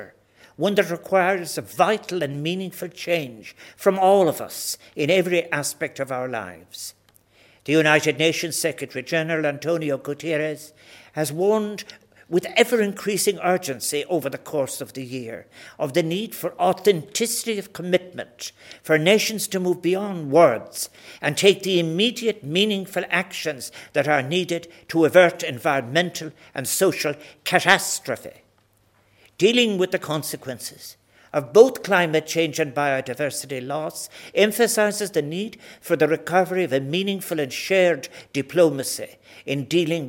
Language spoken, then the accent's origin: English; Ireland; We as Irish people